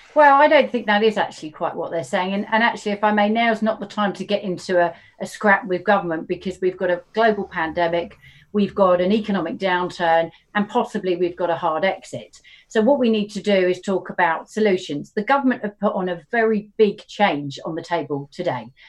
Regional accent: Horsham, South East England, United Kingdom; moved away; I don't live, but I grew up in Horsham

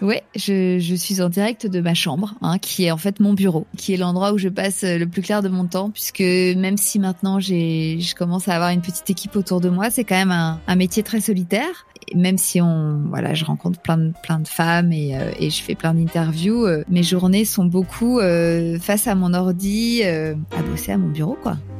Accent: Paris, Île-de-France, France; also born or lived in New York, United States; je suis parisienne

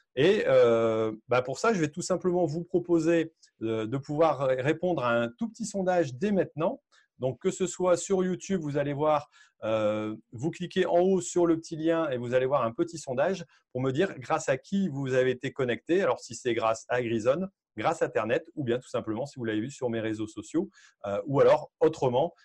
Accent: Hauts-de-France, France; chez, nous, chez nous, euh, dans les Hauts-de-France

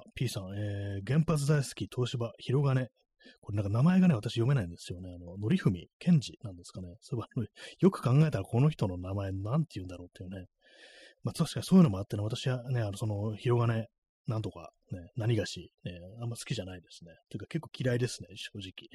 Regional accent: Tokyo, Japan; 東京にね、生まれ育った人間としてはね

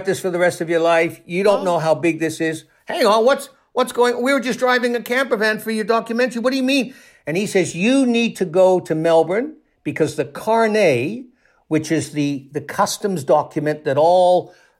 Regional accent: Toronto, Ontario, Canada; I spent a couple of years on the police desk in Toronto, in my hometown in Canada

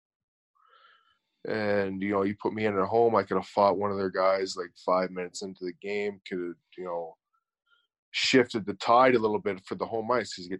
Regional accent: Hamilton, Ontario, Canada; I'm from Hamilton, grew up a Leaf fan.

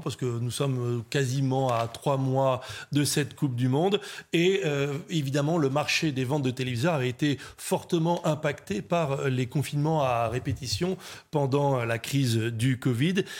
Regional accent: France; on est français, on n'est pas anglo-saxon

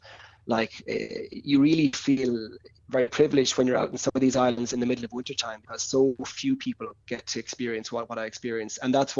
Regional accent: Bantry, Munster, Ireland; But I've always been enchanted about with the islands ever since growing up in Bantry Bay, and we'd go out to them.

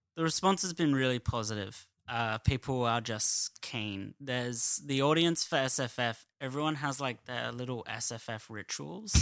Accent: Adelaide, South Australia, Australia; moved away as an adult; now in Sydney, Australia

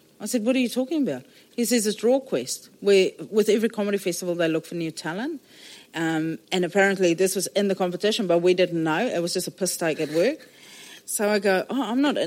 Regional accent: Johannesburg, Gauteng, South Africa; moved away as an adult; now in New Zealand; I was born in South Africa, the biggest baby that was ever born in this particular hospital in Johannesburg

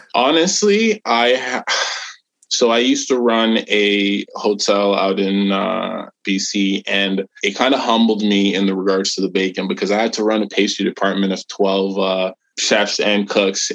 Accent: Portmore, Jamaica; now in Canada; I'm Jamaican by birth

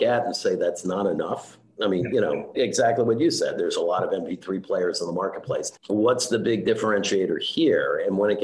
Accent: New York City, New York, United States; also born or lived in Scarsdale, New York; I grew up in Queens, and my dad had us move to Scarsdale in Westchester for the good school systems

